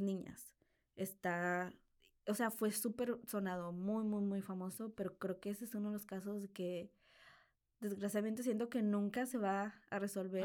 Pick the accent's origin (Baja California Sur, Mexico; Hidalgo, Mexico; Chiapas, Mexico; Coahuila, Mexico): Coahuila, Mexico; Piedras Negras; de donde yo soy originalmente, que es Piedras Negras, Coahuila